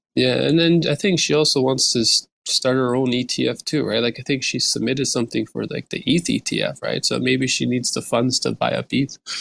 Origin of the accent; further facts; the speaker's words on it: Turkey; now in Canada; I'm from Turkey, right? I live in Canada right now